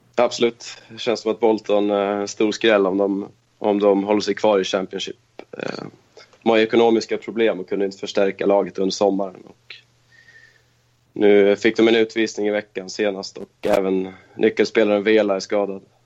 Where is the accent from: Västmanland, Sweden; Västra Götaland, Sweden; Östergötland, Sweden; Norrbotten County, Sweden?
Västmanland, Sweden; Köping; moved away as an adult; also born or lived in Stockholm; now in Kristianstad, Sweden; Jag kommer från Köping i Västmanland. Där jag bodde i nästan 30 år.